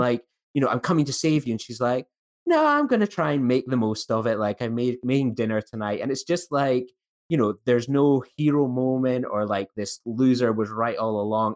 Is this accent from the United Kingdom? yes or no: yes; Scotland, United Kingdom; as a Scottish person